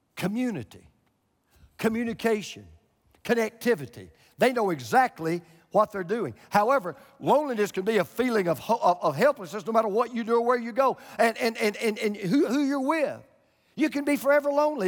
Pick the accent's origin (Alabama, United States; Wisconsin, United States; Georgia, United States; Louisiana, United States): Georgia, United States; moved away as an adult; also born or lived in Florida; I moved from Georgia to Florida